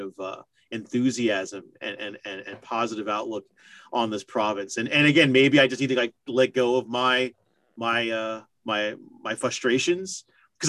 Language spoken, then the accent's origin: English; United States; moved away as an adult; now in New Brunswick, Canada; I'm as an American, I'm still adjusting